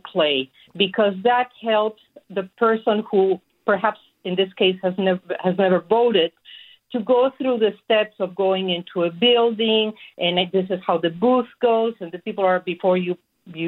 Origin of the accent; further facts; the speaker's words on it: Mexico City, Mexico; moved away as an adult; now in Sacramento, United States; I was born in Mexico City, and for all the years that I lived there